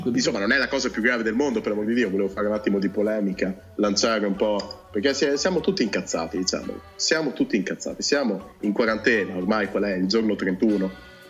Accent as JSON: {"language": "Italian", "town": "Cento", "region": "Emilia-Romagna", "country": "Italy", "said": "sono terra di mezzo tra il ferrarese e il bolognese, sono di centro, provincia di Ferrara."}